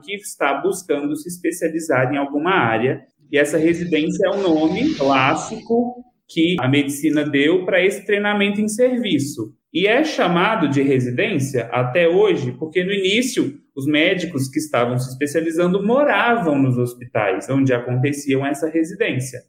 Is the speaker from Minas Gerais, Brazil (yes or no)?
yes; Lagamar, Minas Gerais, Brazil; eu sou natural de Lagamar, mas morei uma grande parte da minha vida aí, em Patos de Minas.